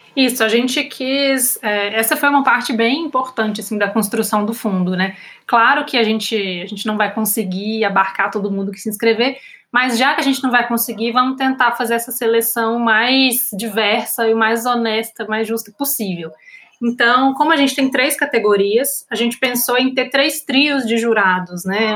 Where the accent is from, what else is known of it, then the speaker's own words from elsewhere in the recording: Minas Gerais, Brazil; eu como mineira, fora do Rio-São Paulo